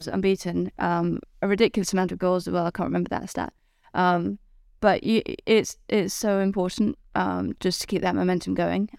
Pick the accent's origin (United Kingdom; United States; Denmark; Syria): United Kingdom; England; as an English person